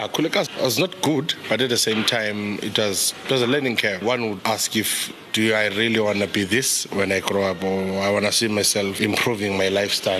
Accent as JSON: {"language": "English", "town": "Tembisa", "region": "Gauteng", "country": "South Africa", "tie": "born or raised there", "said": "Growing up in Tembisa, I had a better relationship with my grandmother than I had with my mom"}